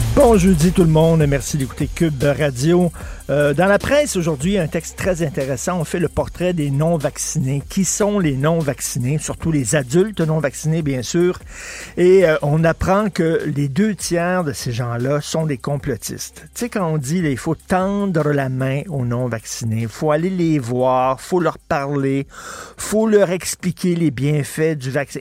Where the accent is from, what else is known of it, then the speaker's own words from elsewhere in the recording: Quebec, Canada; on est des Québécois